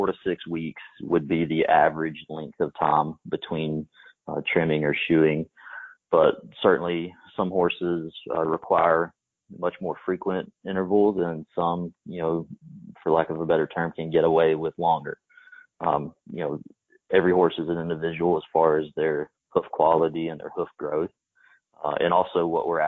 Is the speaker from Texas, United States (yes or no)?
yes; East Texas, United States; I grew up in East Texas